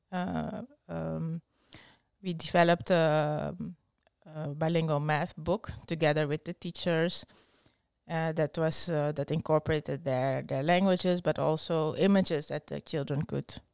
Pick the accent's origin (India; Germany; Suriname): Suriname; born there; I was born in Suriname. that's uh, um, it's a former Dutch colony in South America.